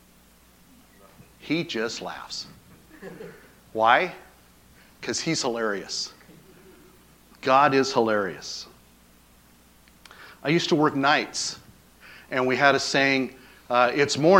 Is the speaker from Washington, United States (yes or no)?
yes; Acme, Washington, United States; now in Paradise, United States; I am from Washington State. I grew up in a little town called Acme